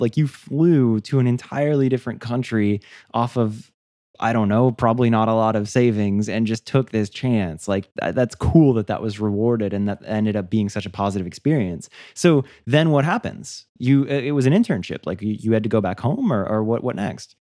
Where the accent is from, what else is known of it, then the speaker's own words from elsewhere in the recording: United States; growing up in the States